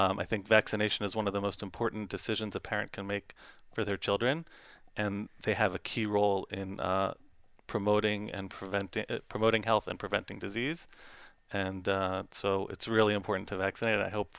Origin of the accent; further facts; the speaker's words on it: Baltimore, Maryland, United States; I'm from Baltimore, Maryland.